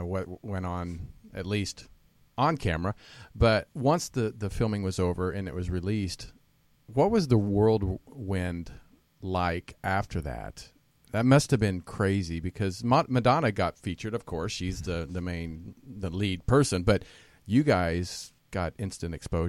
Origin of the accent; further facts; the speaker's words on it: Kansas, United States; I grew up in Kansas, you know, a small country boy